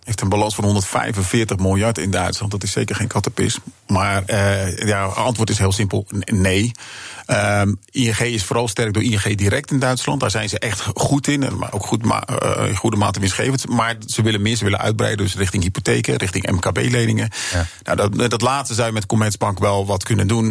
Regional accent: Netherlands; als Nederlander

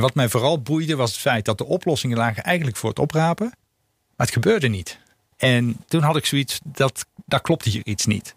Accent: North Brabant, Netherlands; moved away; ik kom oorspronkelijk uit Brabant

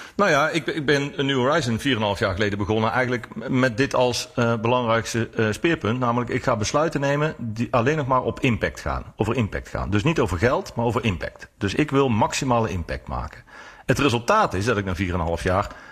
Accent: North Brabant, Netherlands; ik kom dan uit Brabant

